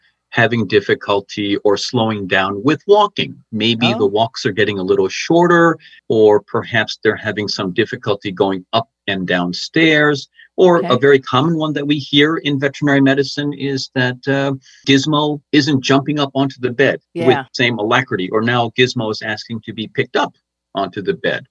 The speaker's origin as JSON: {"language": "English", "area": "Westchester County", "region": "New York", "country": "United States", "tie": "born or raised there"}